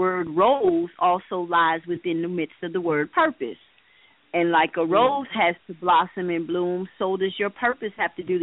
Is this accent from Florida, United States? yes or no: yes; Miami, Florida, United States; I am a Miami native, born and raised in Miami, Florida